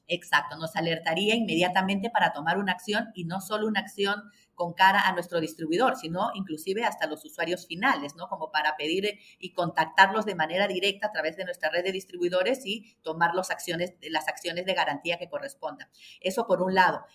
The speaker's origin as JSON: {"language": "Spanish", "country": "Peru"}